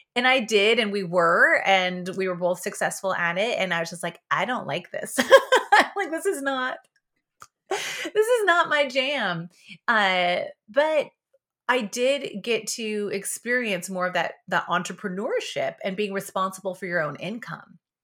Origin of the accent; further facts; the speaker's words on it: Yakima, Washington, United States; I was born in Yakima, Washington, but not on a farm. But I was, I was raised on a berry farm